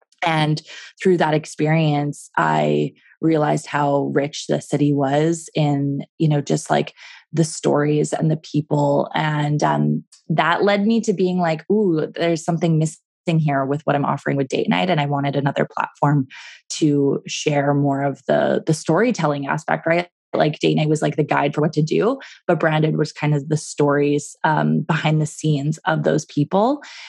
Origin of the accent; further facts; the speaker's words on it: Vancouver, British Columbia, Canada; now in Calgary, Canada; I was from Vancouver and I just moved to Calgary and I didn't really know this city very well.